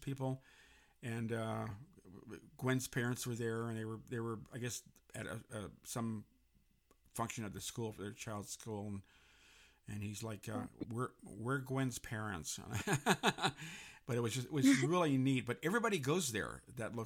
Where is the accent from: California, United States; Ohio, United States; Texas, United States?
California, United States; San Francisco; moved away as an adult; now in Los Angeles, United States; I grew up in San Francisco, and I got tired of the fog in 1980 and came to Los Angeles and never looked back.